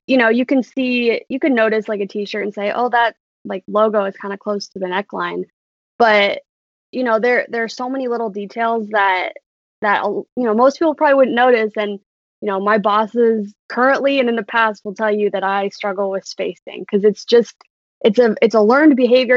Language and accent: English; Urbandale, Iowa, United States; born and raised in Urbandale, Iowa.